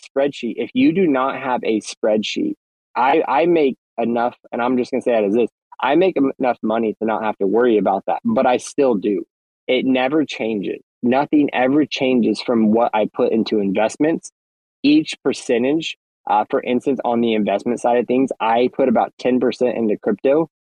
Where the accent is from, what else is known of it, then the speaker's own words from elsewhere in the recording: United States; I'm from the States